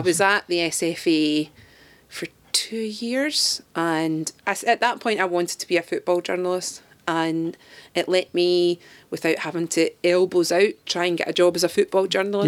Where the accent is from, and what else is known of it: Elderslie, Scotland, United Kingdom; born or raised there; also born or lived in Govan, Glasgow / Glasgow / London